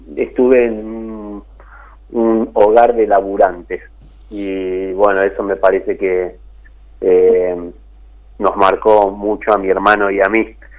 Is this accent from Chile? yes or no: no; Isidro Casanova, Buenos Aires Province, Argentina; also born or lived in Rafael Castillo; yo me crié primero en Rafael Castillo, en un barrio que no existe más, que era Los Eucaliptus, y después mis viejos pudieron acceder a un terreno en el barrio Los Pinos que se estaba formando ahí en Isidro Casanova